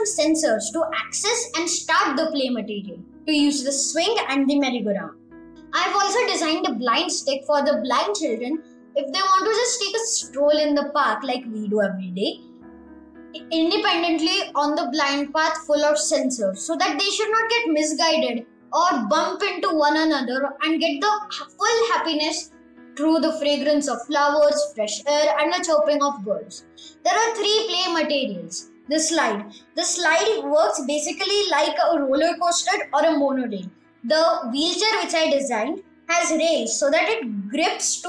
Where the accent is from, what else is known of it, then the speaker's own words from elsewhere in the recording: Pune, Maharashtra, India; I'm from Pune. I'm in grade